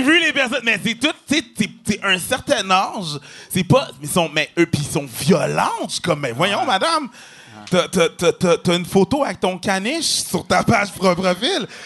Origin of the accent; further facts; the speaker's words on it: Quebec, Canada; on vient du Québec, parce qu'on est québécois